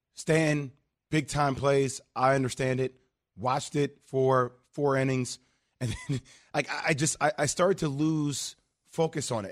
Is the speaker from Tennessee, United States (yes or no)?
no; New York, United States; I'm a New Yorker